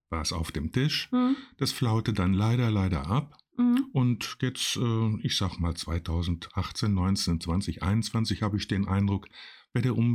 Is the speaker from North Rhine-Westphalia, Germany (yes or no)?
yes; Schwerte, North Rhine-Westphalia, Germany; Und da beschloss ich, die Städte oder jedenfalls meine Heimatstadt Schwerte ein bisschen grüner zu machen.